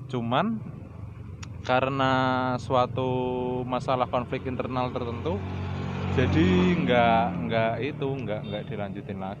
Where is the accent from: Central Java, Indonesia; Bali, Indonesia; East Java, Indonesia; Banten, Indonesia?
Central Java, Indonesia; Salatiga; jadi teman-teman buat yang belum tahu saya ini sebenarnya aslinya bukan dari Jakarta ya saya ini aslinya dari Salatiga Salatiga itu kota